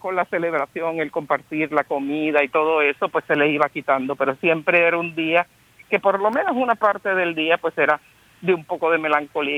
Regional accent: San Juan, Puerto Rico; yo soy, como ustedes muchos saben, de San Juan de Puerto Rico

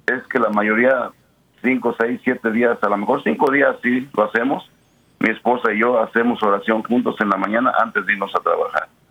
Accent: Mexico; moved away; al menos en mi familia, pues venimos de pueblos pequeños en México

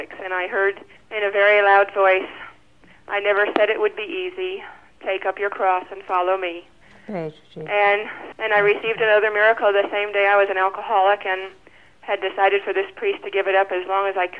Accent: Wyoming, United States

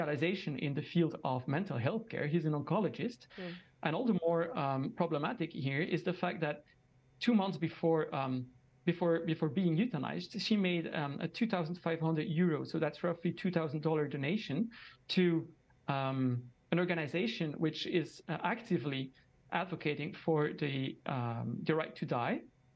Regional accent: Belgium; I'm joining from Belgium. I'm actually a Belgian citizen myself, and I'm here in the capital of Europe, which is Brussels

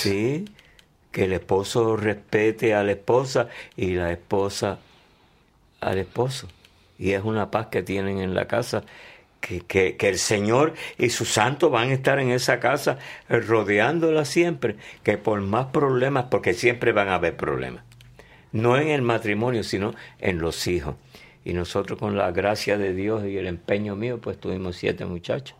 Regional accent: Hatillo, Puerto Rico; somos de Atillo

